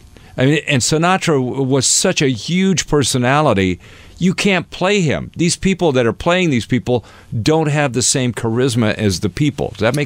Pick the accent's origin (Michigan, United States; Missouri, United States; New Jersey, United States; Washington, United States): Washington, United States; Seattle; moved away as an adult; also born or lived in New York; where are you from? I said, Seattle.